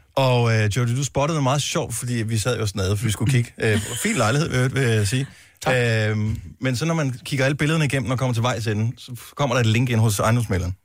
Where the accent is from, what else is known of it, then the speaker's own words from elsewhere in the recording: North Funen, Southern Denmark, Denmark; jeg er opvokset på Nordfyn